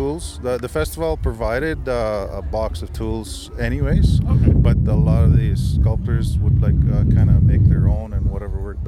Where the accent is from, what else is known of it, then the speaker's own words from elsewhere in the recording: Peguis First Nation, Manitoba, Canada; I'm from Pegwas First Nation